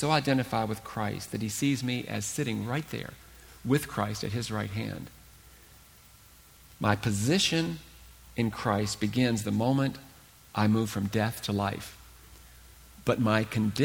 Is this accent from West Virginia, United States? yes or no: yes; Huntington, West Virginia, United States; I was born and raised in Huntington, West Virginia